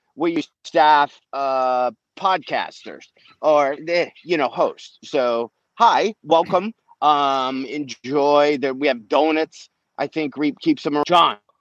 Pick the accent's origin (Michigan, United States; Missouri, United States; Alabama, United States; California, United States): Alabama, United States; Brookwood; moved away as an adult; also born or lived in Atlanta / Nashville / New York / Los Angeles; now in Austin, United States; Alabama, where I was born